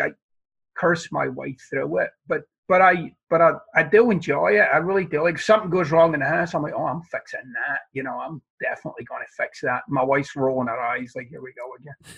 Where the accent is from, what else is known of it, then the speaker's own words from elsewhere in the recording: Glasgow, Scotland, United Kingdom; moved away; I'm from the East End of Glasgow